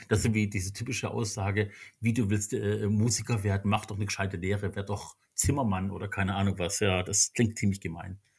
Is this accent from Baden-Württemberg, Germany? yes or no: yes; Stuttgart, Baden-Württemberg, Germany; born there; accent: Swabian; ich bin ja auch geboren in Stuttgarter, muss man dazu sagen. Uns beiden hört man es, glaube ich, gar nicht so sehr an. Also einen richtigen schwäbischen Slang haben wir ja nicht wirklich.